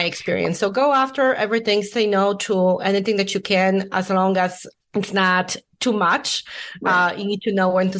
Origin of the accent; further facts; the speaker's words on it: Poland; English is a second language; moved away as an adult; also born or lived in Illinois; I was born and raised in Poland